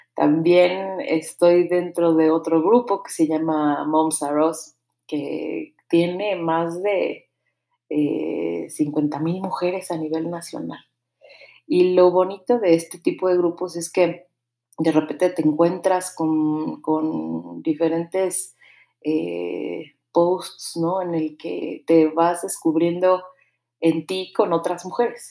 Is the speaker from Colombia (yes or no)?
no; Mexico City, Mexico; now in Querétaro, Mexico; yo nací en la Ciudad de México hace ya 38 años.